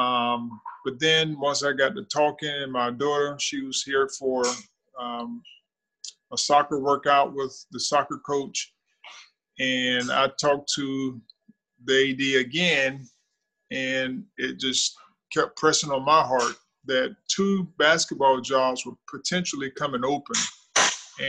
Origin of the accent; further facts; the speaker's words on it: Thomasville, Georgia, United States; moved away; also born or lived in Pensacola, Florida; I'm from Thomasville, Georgia.